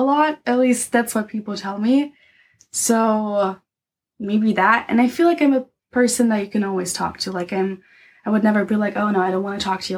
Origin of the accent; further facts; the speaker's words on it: Dresden, Saxony, Germany; English is a second language; I grew up in uh, Dresden, that's the capital of Saxony. Okay. So that's my hometown.